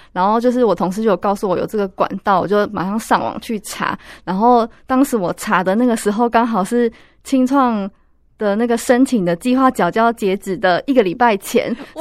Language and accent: Chinese; Pingtung County, Taiwan; now in Taipei, Taiwan; 我老家是在屏东